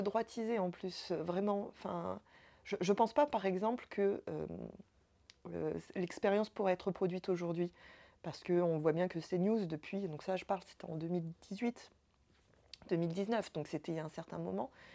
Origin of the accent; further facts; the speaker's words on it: Évry, Île-de-France, France; j'ai grandi, euh, grandi à Évry, j'ai grandi en quartier difficile, en ZEP